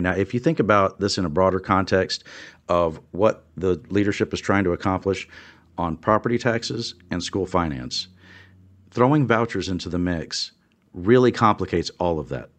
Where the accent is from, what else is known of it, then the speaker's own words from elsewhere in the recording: Louise, Texas, United States; now in Austin, United States; I grew up in Louise, Texas, and I actually grew up on a farm south of El Campo, Texas